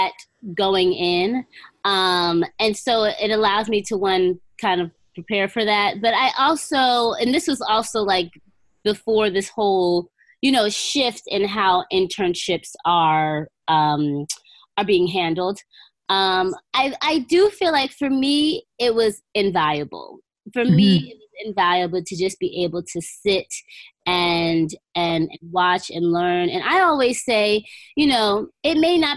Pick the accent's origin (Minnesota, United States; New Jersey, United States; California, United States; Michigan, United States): New Jersey, United States; moved away; also born or lived in upstate New York; I am originally from New Jersey